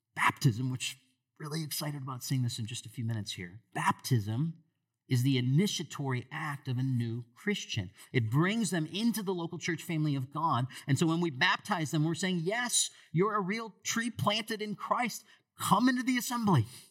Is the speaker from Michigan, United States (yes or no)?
yes; Michigan, United States; moved away; I grew up in Michigan